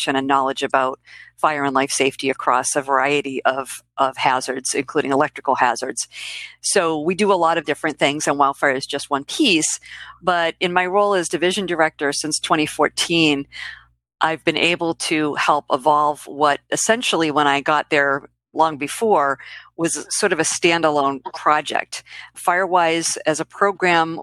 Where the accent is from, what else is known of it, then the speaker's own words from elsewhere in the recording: Boston, Massachusetts, United States; also born or lived in Quincy, Massachusetts; I am from the Boston area. I've been here pretty much my whole life